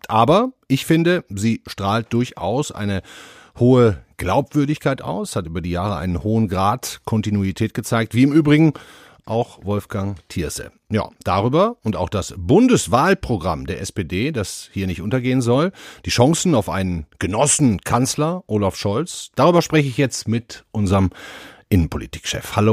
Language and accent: German; Duisburg, North Rhine-Westphalia, Germany; Ich gucke jetzt mal auf meine Heimatstadt und nehme da mal einen beliebigen Maurermeister aus Duisburg zum Beispiel